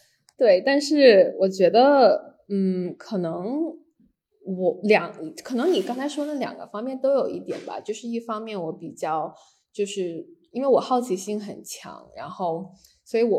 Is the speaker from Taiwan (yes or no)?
no; Beijing, China; also born or lived in Hainan, China / San Francisco, United States; 我是在就是海南出生的，然后小时候基本上跟着爸妈是，嗯，在旧金山和北京长大，然后在北卡上学